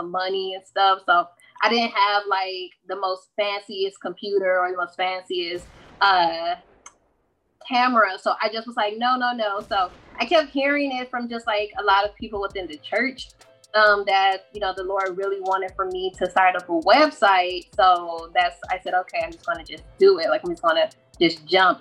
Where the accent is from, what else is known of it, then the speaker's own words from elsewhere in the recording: Michigan, United States; I am from Michigan